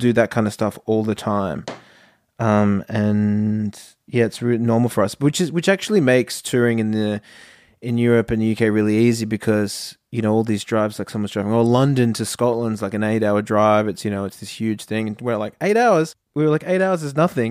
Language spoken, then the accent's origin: English; Australia; we're from Australia